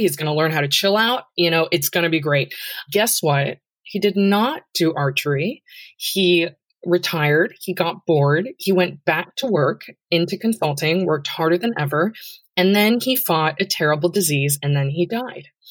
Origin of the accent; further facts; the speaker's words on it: San Francisco, California, United States; my sister and I were born in San Francisco